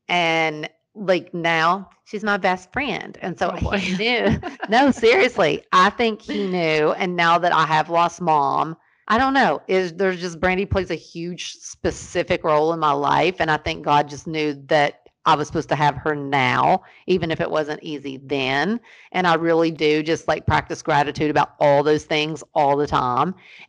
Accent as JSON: {"language": "English", "town": "Ashland", "region": "Kentucky", "country": "United States", "tie": "born there", "said": "And the fact that I was born in Ashland, Kentucky, and just handed to my mom and dad"}